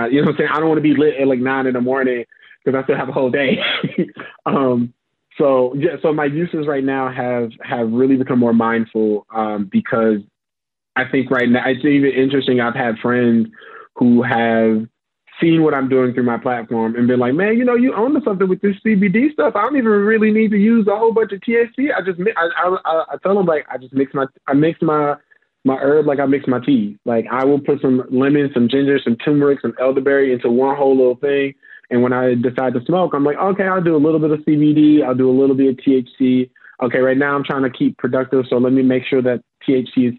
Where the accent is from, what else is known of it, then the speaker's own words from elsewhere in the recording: St. Louis, Missouri, United States; now in Chicago, United States; I'm originally from Missouri, St. Louis, Missouri